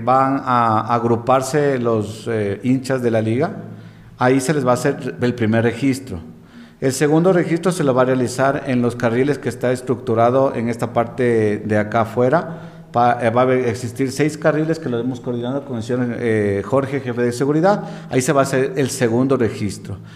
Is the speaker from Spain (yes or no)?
no; Ecuador; todos somos hermanos ecuatorianos